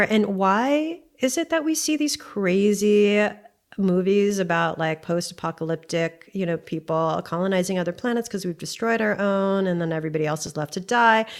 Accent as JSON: {"language": "English", "region": "Hawaii", "country": "United States", "tie": "born or raised there", "said": "we both went to the most expensive private school in Hawaii"}